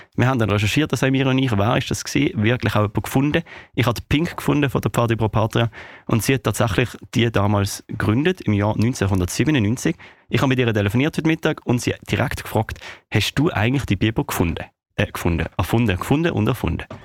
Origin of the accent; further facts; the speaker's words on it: Switzerland; bei uns in der Schweiz.